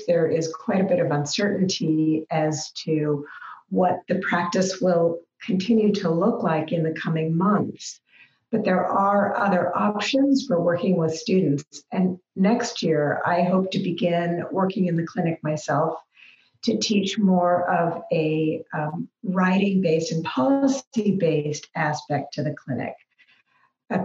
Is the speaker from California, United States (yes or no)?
no; Seattle, Washington, United States; also born or lived in Kansas; now in Spokane, United States; I was raised in Seattle.